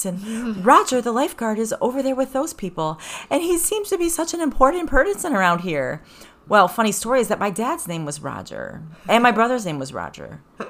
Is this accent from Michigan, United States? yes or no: no; LaBelle, Florida, United States; moved away; I came from La Belle, Florida.